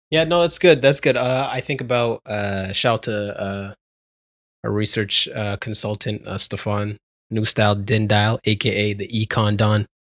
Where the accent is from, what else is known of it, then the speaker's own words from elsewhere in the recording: Canada; I'm Canadian